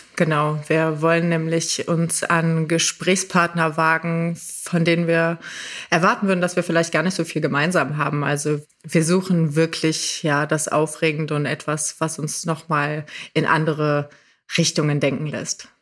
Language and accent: German; Rhineland, Germany; ich aus dem Rheinland